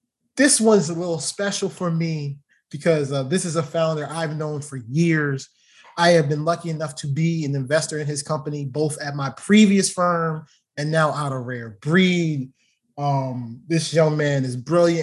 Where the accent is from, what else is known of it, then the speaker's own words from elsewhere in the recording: Baltimore, Maryland, United States; Baltimore, so you know, my hometown